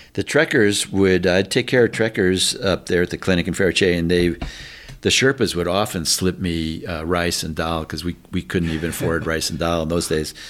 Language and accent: English; Chicago, Illinois, United States; I grew up in Chicago area